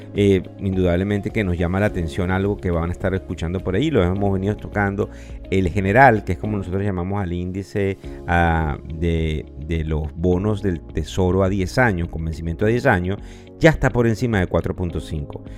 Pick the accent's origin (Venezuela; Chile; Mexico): Venezuela; quienes somos venezolanos